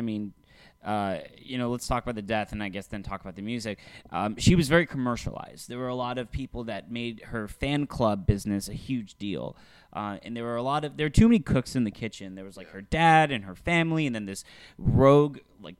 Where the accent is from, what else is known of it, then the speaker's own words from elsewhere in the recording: North Texas, United States; both Matt and I, growing up in North Texas